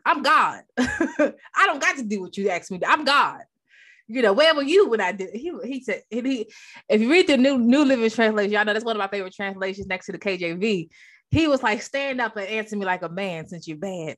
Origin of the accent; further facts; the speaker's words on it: Maryland, United States; moved away as an adult; now in North Carolina, United States; I'm originally from Maryland